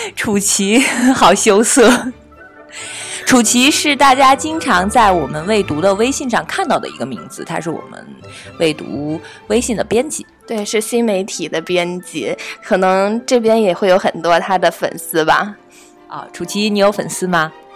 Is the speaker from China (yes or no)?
yes; Shandong, China; 在我们的老家山东那边